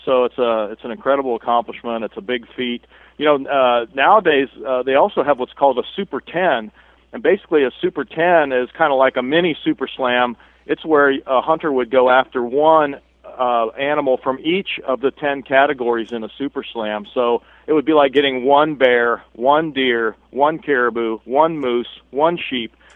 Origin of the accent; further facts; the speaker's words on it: Columbus, Ohio, United States; I grew up in Columbus, Ohio.